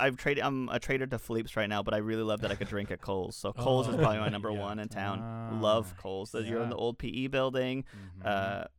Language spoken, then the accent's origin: English; Los Angeles, California, United States; also born or lived in Chico; I grew up in Echo Park, so I love Echo Park.